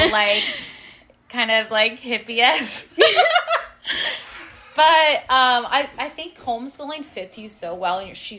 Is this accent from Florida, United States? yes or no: no; Ohio, United States